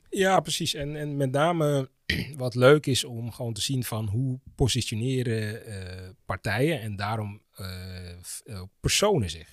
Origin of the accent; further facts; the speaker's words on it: Amsterdam, North Holland, Netherlands; Ik ben Amsterdammer, 43 jaar, politieke junkie.